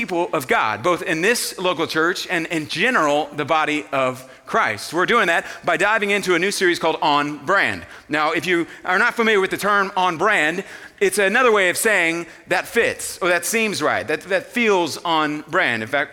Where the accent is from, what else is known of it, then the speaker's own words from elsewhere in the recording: Houston, Texas, United States; I grew up in Houston, Texas